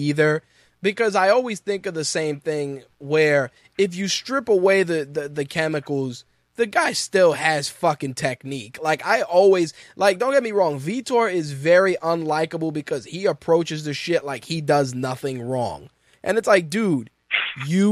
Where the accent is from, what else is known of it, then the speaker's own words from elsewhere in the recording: New York, United States; as a New Yorker